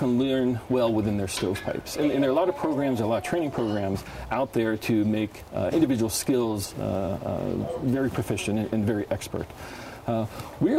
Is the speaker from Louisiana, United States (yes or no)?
no; New Jersey, United States; moved away as an adult; also born or lived in Pennsylvania / West Germany / Washington; now in Monterey, United States; I grew up in New Jersey, went to high school there